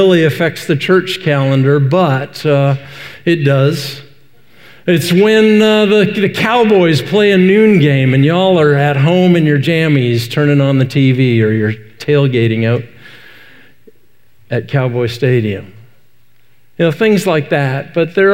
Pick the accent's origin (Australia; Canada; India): Canada; Vancouver, British Columbia; moved away as an adult; also born or lived in Decatur, Illinois; now in Wise County, Texas, United States; I grew up in Western Canada, out in Vancouver.